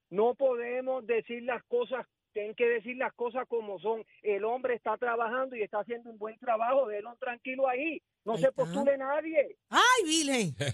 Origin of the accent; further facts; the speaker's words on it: Mayagüez, Puerto Rico; allá de Mayagüez … el sobrino de Maribel.